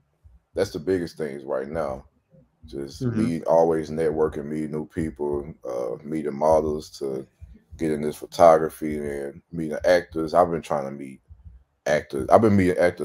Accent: Pensacola, Florida, United States; I was born in Pensacola

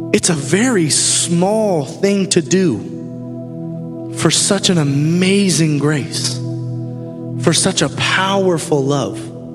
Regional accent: Tampa, Florida, United States; moved away; I'm from Tampa, Florida

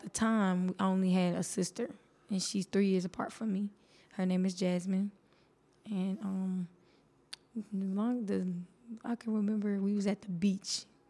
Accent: Columbus, Georgia, United States; also born or lived in Mayfield, Kentucky; I am originally from Mayfield, Kentucky. I was born there and halfway raised there up to 5 years old. 5 years old, I moved to Columbus, Georgia.

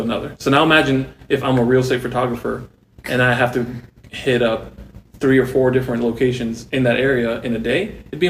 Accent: San Bernardino, California, United States; moved away as an adult; now in Nashville, United States; I was born and raised in California. It's all I ever knew.

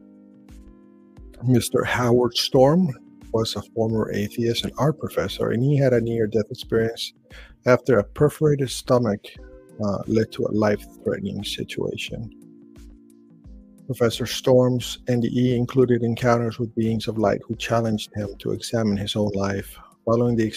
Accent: Chile; I was born in Chile.

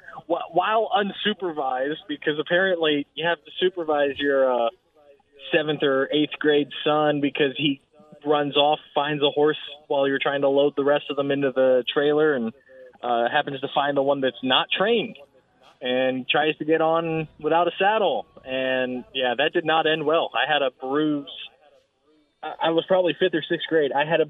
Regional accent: Floresville, Texas, United States; my hometown of Floresville is home of the Wilson County Livestock Show and Rodeo

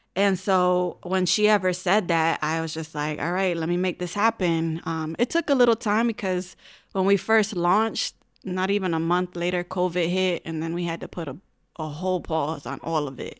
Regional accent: Hartford, Connecticut, United States; I was born and raised in Hartford, gra-, went through all Hartford schools, graduated from Hartford High

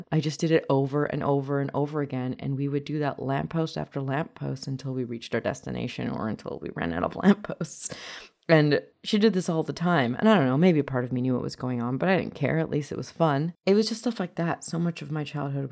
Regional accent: North Vancouver, British Columbia, Canada; English is a second language; in 1996, when I was 4 years old, she and I came to Canada together and we settled in North Vancouver. And I have only the best memories of growing up in North Vancouver with my mom

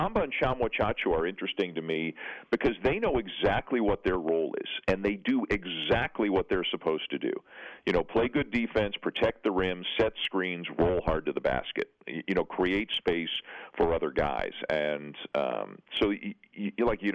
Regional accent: Canada; born or raised there

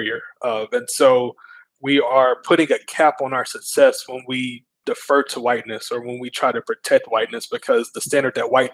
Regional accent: Mount Pleasant, Texas, United States; I was born in Mount Pleasant.

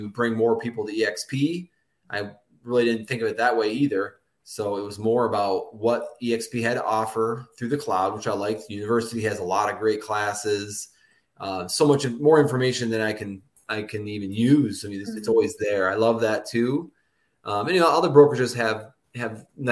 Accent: Michigan, United States; I'm from Michigan, and I grew up like a hour north of Metro Detroit area out in a little small town

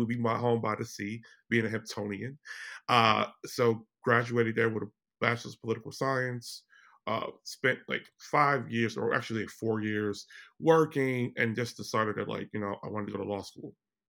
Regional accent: Chicago, Illinois, United States; I am originally from Chicago, Illinois.

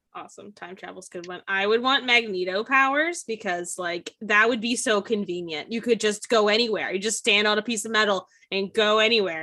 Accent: United States; as an American

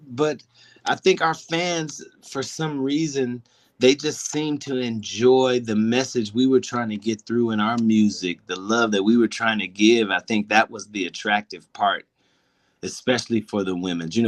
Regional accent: Pasadena, California, United States; as we grew up in Pasadena

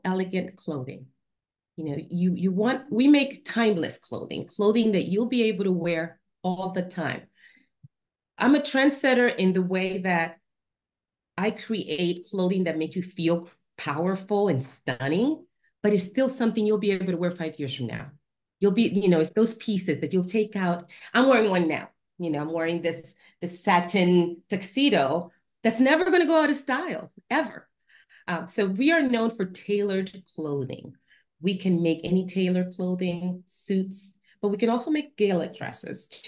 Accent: Dominican Republic; now in Washington, DC, United States; I'm from Dominican Republic. It's hot there, you know, the tropics.

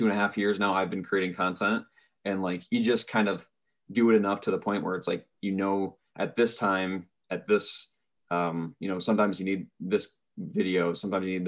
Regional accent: Pella, Iowa, United States; I'm from Pella

